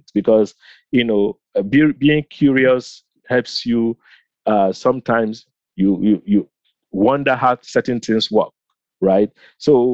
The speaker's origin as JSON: {"language": "English", "country": "Nigeria", "tie": "born or raised there", "moved": "yes", "lives_now": "United States", "said": "growing up in Nigeria"}